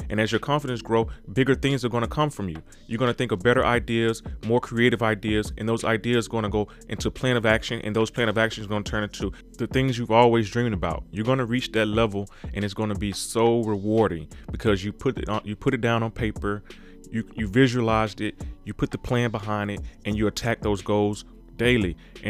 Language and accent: English; Mississippi, United States; because I'm from Mississippi, and when sometimes you're in that town, you're in that small town, you just don't have the vision enough to kind of think beyond where you are.